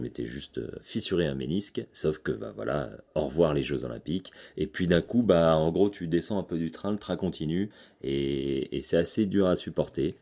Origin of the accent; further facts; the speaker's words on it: Chamonix, Auvergne-Rhône-Alpes, France; C'est ici que j'ai grandi. Je suis né à Chamonix et, euh, et c'est encore ici que je vis.